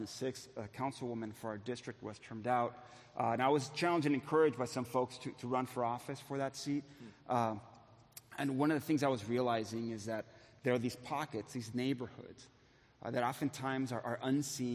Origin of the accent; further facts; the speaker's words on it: Los Angeles, California, United States; moved away as an adult; now in Santa Ana, United States; I grew up in East LA.